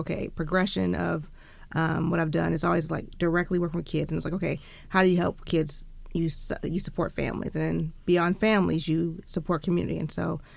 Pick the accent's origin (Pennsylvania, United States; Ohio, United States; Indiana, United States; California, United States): Ohio, United States; Sandusky; moved away as an adult; now in Cincinnati, United States; I went to college here, but I'm from Sandusky, Ohio, small town up north.